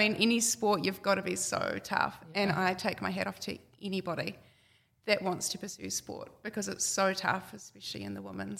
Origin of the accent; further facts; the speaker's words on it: Whangarei, Northland, New Zealand; I grew up in Whangarei. I grew up on a small farm. We just had some cows, some beef cows. I just went to the local school.